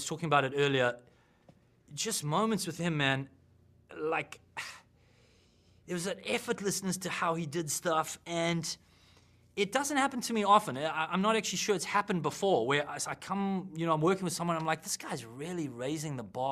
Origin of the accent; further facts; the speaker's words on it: South Africa; I'm a South African